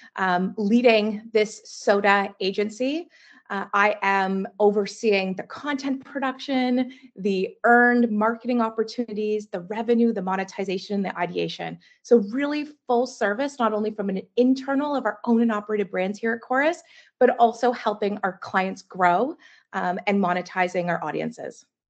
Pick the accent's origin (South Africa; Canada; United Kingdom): Canada; Mississauga, Ontario; also born or lived in Burlington, Ontario; I grew up in Mississauga and then moved to Burlington